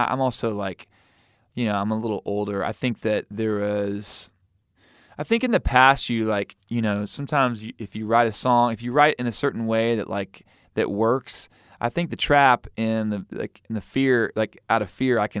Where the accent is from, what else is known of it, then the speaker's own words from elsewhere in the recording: Missouri, United States; I'm from Missouri, so I can say that.